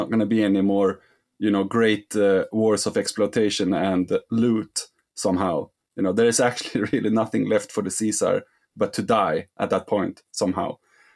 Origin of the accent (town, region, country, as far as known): Sweden